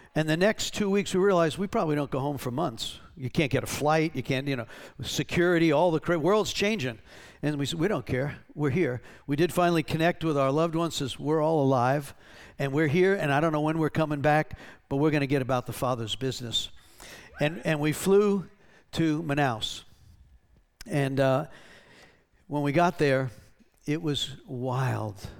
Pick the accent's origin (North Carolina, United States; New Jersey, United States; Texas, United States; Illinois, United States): North Carolina, United States; we're from North Carolina